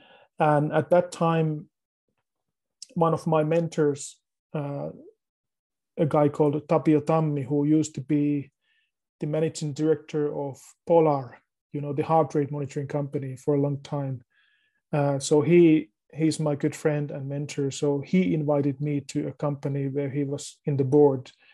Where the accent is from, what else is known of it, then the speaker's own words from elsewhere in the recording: Finland; I live in Finland. I was born here in Finland